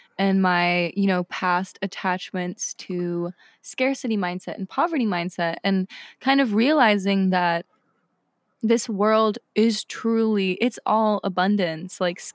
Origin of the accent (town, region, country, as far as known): Maine, United States; born or raised there; also born or lived in Spain